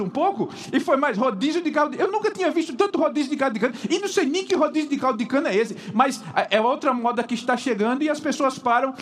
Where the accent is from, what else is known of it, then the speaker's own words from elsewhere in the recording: Paraíba, Brazil; moved away; sempre vou lá para Paraíba, minha terra